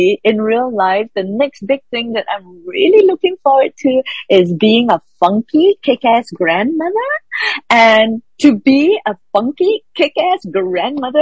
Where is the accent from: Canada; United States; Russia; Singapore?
Singapore; I'm Singaporean Chinese